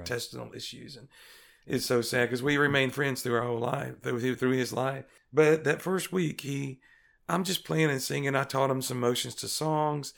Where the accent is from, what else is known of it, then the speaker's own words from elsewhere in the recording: Greenwood, Mississippi, United States; I'm from Greenwood, Mississippi, in the Mississippi Delta